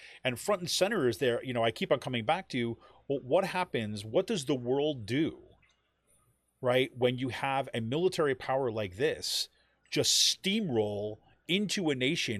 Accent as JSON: {"language": "English", "town": "Utica", "region": "New York", "country": "United States", "tie": "born or raised there", "also_born_or_lived": "Syracuse, New York", "said": "growing up in Utica, New York, and then spending some time in Syracuse."}